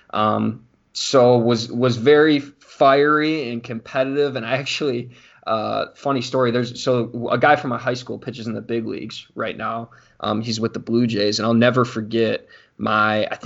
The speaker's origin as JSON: {"language": "English", "town": "Mundelein", "region": "Illinois", "country": "United States", "tie": "born or raised there", "said": "so just a little bit about like growing up in Mundelein. It's a very uh, it's a very diverse culture, like socioeconomic wise."}